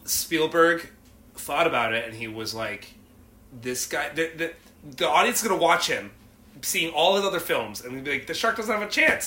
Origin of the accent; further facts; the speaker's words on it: New England, United States; moved away; I'm from New England originally